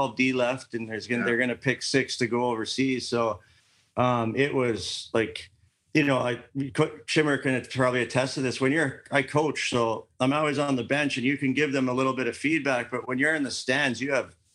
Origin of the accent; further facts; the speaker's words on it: Canada; I'm Canadian